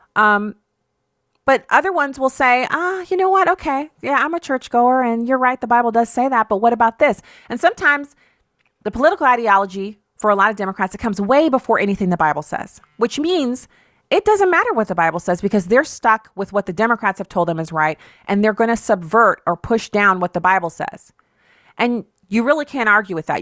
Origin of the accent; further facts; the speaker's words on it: United States; I was born in this country, as was my father, my father's father, father's father's father, and the same thing on my mother's side